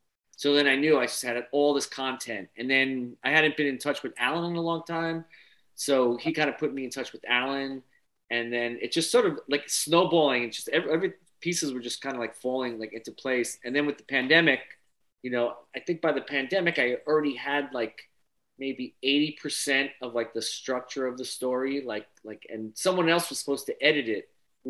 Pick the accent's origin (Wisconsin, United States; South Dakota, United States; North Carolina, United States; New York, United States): New York, United States; Long Island; we're from Long Island.